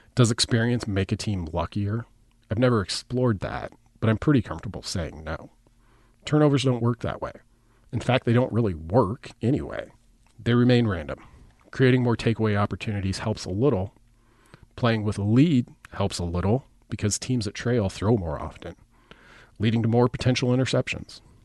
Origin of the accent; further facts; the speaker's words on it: Nebraska Panhandle, United States; I grew up in the Panhandle, and all of my references begin in the West